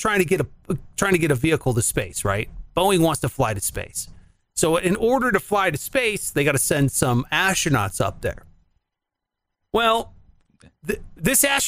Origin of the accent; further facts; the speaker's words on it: Cleveland, Ohio, United States; I'm from Cleveland